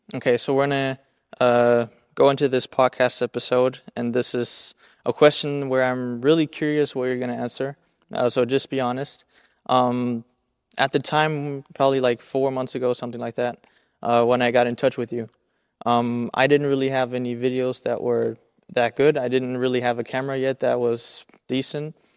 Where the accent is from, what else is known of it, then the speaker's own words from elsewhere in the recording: Germany; I grew up here on the German side